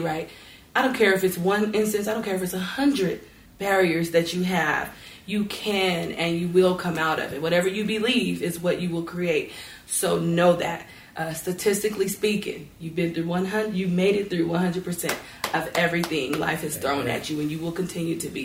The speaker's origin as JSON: {"language": "English", "town": "North Las Vegas", "region": "Nevada", "country": "United States", "tie": "born or raised there", "said": "I grew up in North Las Vegas, and I went to ATEC."}